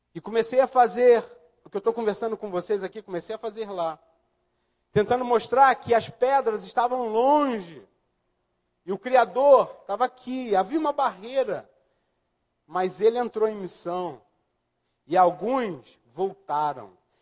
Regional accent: Rio de Janeiro, Brazil; moved away; also born or lived in Linhares; Eu nasci no Morro da Mangueira

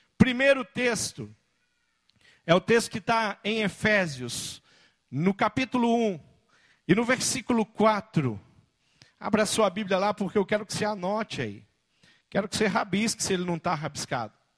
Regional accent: Brazil; como brasileiro olhando

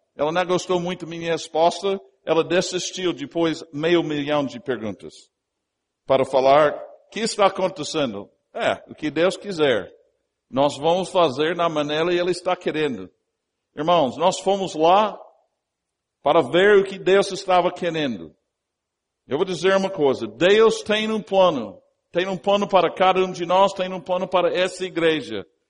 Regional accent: United States; Portuguese is a second language; also born or lived in Brazil

